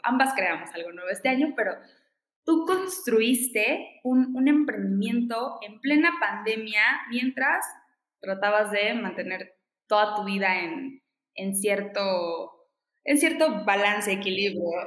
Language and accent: Spanish; Veracruz, Mexico; soy jarocha, soy de Veracruz, crecí en la costa